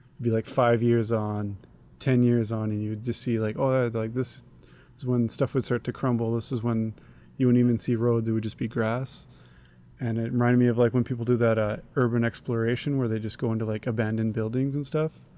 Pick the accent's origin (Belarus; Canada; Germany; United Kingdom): Canada; I'm a Canadian